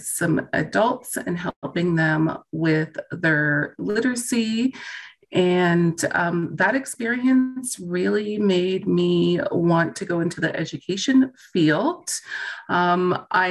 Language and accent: English; East Coast, Canada; moved away as an adult; also born or lived in Hong Kong; now in Alberta, Canada; I'm from the East Coast